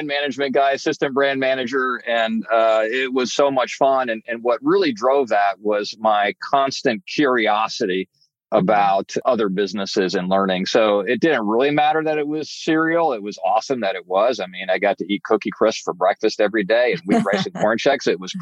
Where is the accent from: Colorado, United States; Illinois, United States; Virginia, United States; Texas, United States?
Texas, United States; Houston; I grew up in Houston, Texas